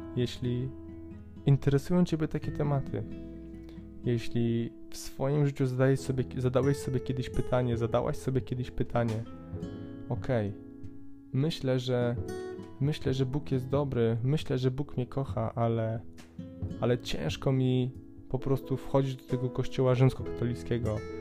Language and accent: Polish; Poland; u nas Polaków